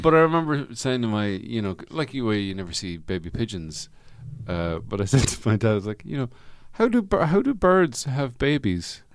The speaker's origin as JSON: {"language": "English", "country": "Ireland", "said": "I'm Irish."}